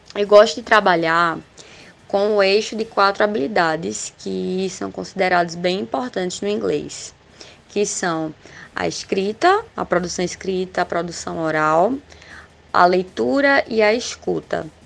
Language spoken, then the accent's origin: Portuguese; Caruaru, Pernambuco, Brazil; sou aqui de Caruaru, PE. Forrozeira nata